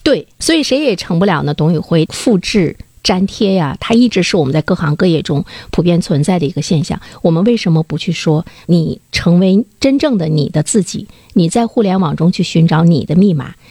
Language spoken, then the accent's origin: Chinese; China; 我们中国人